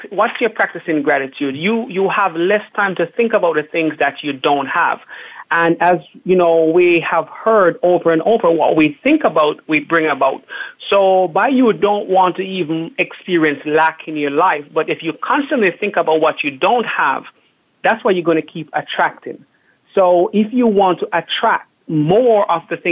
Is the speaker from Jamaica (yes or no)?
yes; Jamaica; moved away; growing up in Jamaica.